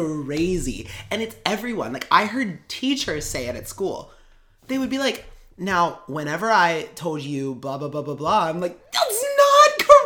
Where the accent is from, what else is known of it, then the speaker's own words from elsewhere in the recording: Northern Kentucky, United States; moved away as an adult; also born or lived in Cincinnati, Ohio; now in Queens, New York, United States; I always say that I'm from Cincinnati, but then everyone always is like, you're from Kentucky.